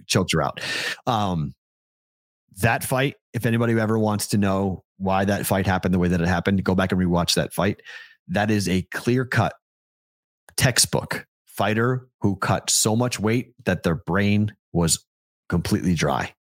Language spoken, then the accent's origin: English; Andover, Massachusetts, United States; I'm from Andover, Mass